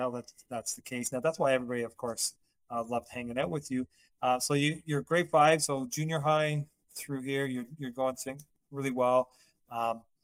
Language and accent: English; Canada; accent: Canadian; my Canadian accent